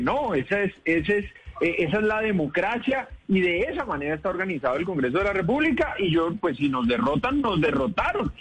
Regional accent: Colombia

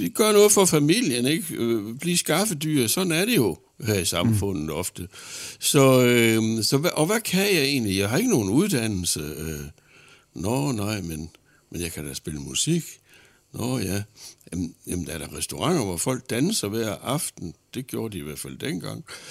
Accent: Horsens, Central Denmark Region, Denmark; derhjemme i Horsens

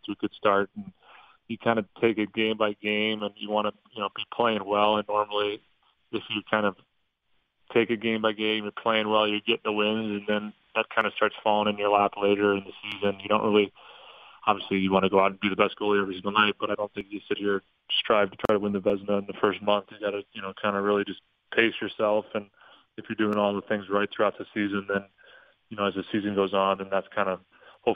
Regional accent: St. Louis, Missouri, United States; also born or lived in Denver; now in Dallas, United States; I was born in Denver, and I was only there for 8 months. So I, you know, pretty much grew up, still go back to St. Louis in the summers, and that's still home

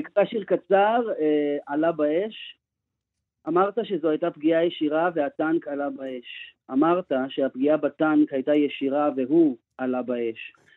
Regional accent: Israel; moved away as an adult; now in United States

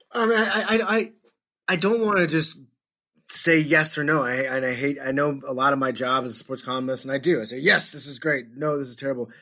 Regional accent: St. Louis, Missouri, United States; I grew up in Saint Louis

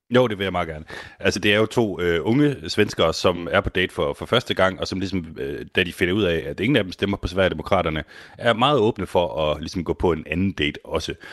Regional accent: Denmark; jeg er fra Danmark

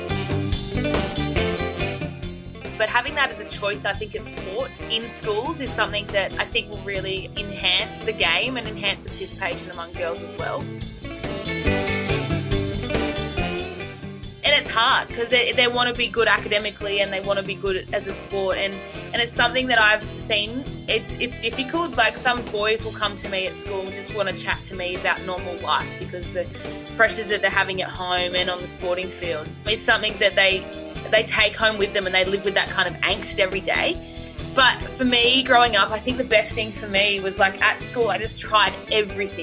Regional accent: Orange, New South Wales, Australia; moved away as an adult; also born or lived in Canberra / Panuara; now in Coogee, Australia; I'm from Orange, New South Wales, live in Panuara, but then ended up at university in Canberra.

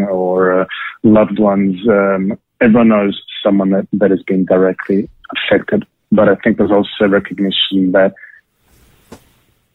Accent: Sydney, New South Wales, Australia; moved away as an adult; now in Tel Aviv, Israel; I grew up in Bondi. I grew up in Sydney. Definitely missing Australia.

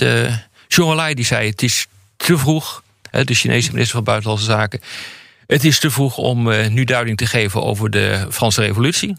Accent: Netherlands; ik ben Nederlander

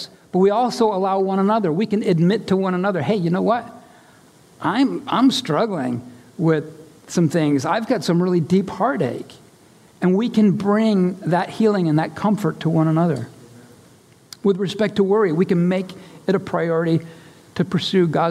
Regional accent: United States; my rights as an American

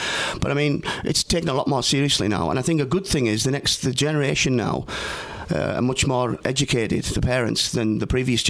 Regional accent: North West England, United Kingdom; now in Lansing, United States; And I'm from the northwest of England.

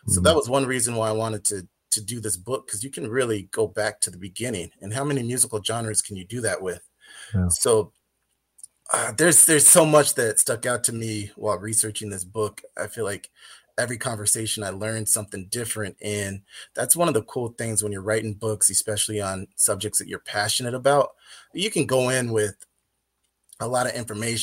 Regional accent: Inland Empire, Southern California, United States; I grew up in the West Coast during the early 90s

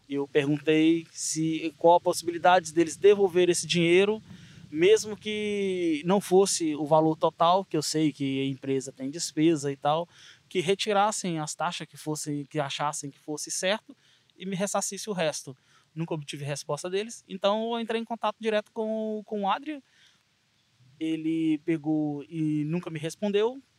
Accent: Minas Gerais, Brazil; also born or lived in Azores; now in Seixal, Portugal; sou natural do Brasil, de Minas Gerais

